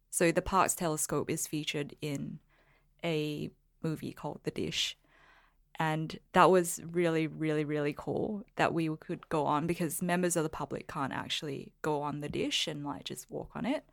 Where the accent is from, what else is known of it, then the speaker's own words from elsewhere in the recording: Singapore; I was born in Singapore